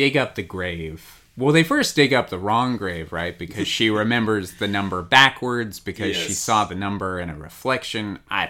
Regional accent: Long Beach, California, United States; We're from Long Beach, California.

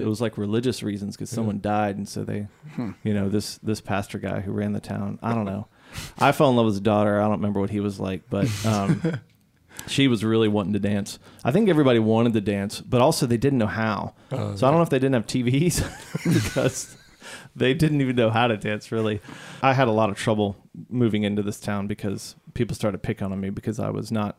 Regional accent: Chicago, Illinois, United States; Well, as I've mentioned before, I grew up in Chicago.

